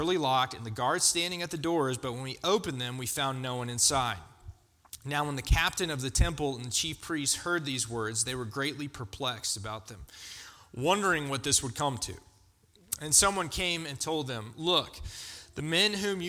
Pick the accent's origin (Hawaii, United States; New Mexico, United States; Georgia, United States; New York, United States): Georgia, United States; also born or lived in Florida; I grew up in Florida and in Georgia